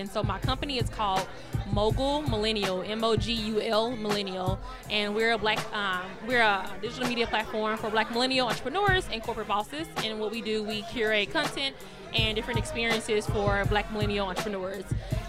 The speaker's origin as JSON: {"language": "English", "town": "Dallas", "region": "Texas", "country": "United States", "tie": "born or raised there", "also_born_or_lived": "Houston", "said": "born and raised here in Dallas, just recently moved back to pursue my own business full time"}